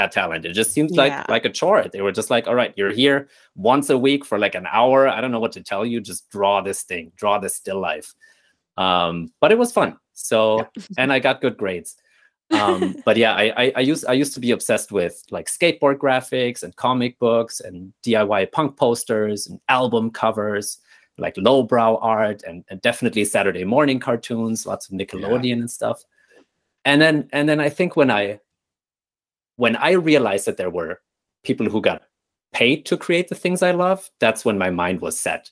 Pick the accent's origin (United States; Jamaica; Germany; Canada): Germany; Nuremberg, Bavaria; moved away; I was born and raised in Nuremberg, Germany, which is this beautiful medieval city down south in the state of Bavaria